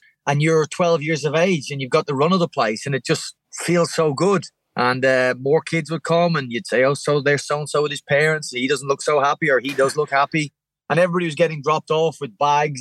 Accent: Valleymount, County Wicklow, Ireland; also born or lived in Cork; I grew up in Valley Mount in Wicklow

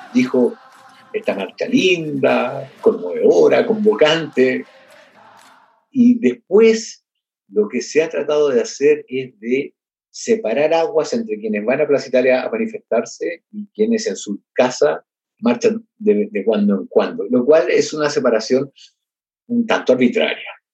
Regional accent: Chile; acá en mi país

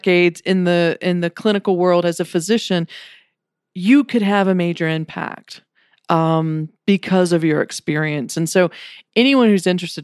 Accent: Richmond, Virginia, United States; I grew up in Richmond, Virginia, so I'm an East Coaster and I love Virginia.

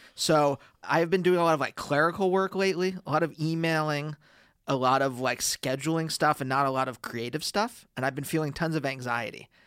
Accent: Reading, Pennsylvania, United States; when I was a teenager, uh, growing up in Pennsylvania

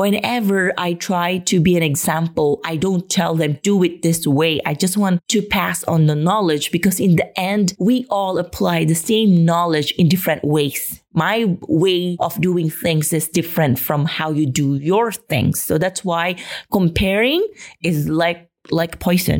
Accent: Philippines; moved away as an adult; now in Spain; get out of my home country

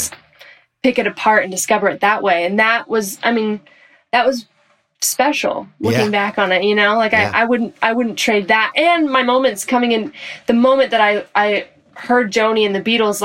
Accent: Orange County, California, United States; moved away as an adult; also born or lived in San Diego, California; now in Los Angeles, United States; I was born in San Diego, then we moved to Orange County, and then I live in LA now

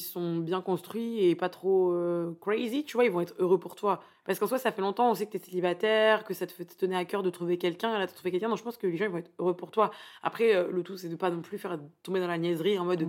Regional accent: Paris, Île-de-France, France; je viens de Paris

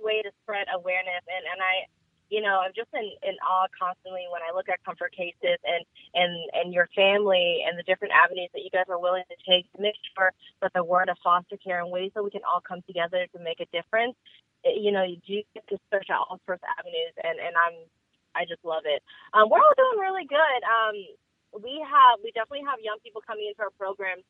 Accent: Washington, District of Columbia, United States; also born or lived in Vietnam; now in Georgia, United States; But I grew up in D.C. D.C. is my hometown

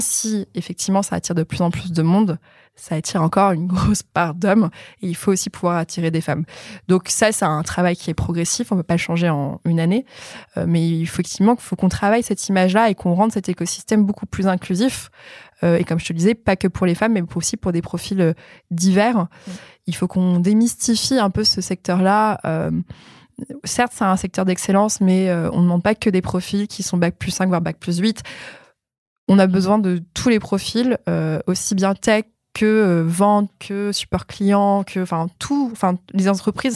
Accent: France; en tant que Français

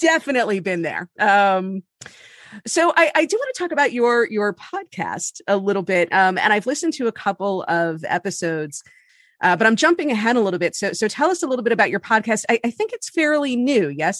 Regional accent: Miami, Florida, United States; also born or lived in New York; now in New Jersey, United States; I grew up in Miami

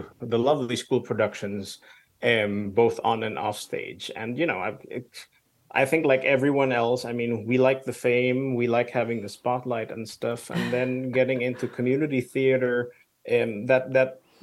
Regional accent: Philippines; also born or lived in Denmark; now in Copenhagen, Denmark; I grew up in the Philippines, so I'm kind of half expat

